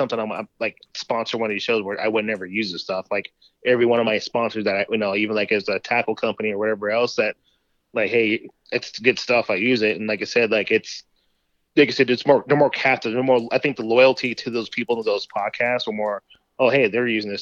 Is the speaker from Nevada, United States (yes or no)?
yes; Las Vegas, Nevada, United States; moved away as an adult; now in North Dakota, United States; I'm from Las Vegas, Nevada.